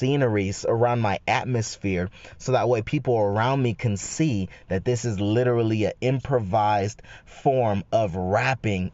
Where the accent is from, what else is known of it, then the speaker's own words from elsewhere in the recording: Northern California, United States; in Northern Cali, man, we call it being side busted